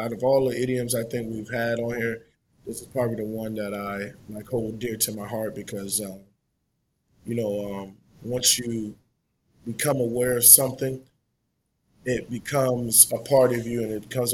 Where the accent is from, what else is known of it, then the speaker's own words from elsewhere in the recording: Boston, Massachusetts, United States; growing up in Boston, you know what I mean? Growing up in Roxbury